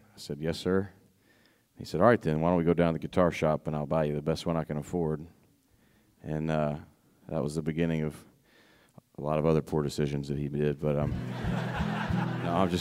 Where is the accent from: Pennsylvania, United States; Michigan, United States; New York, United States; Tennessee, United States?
Tennessee, United States; I'm from Tennessee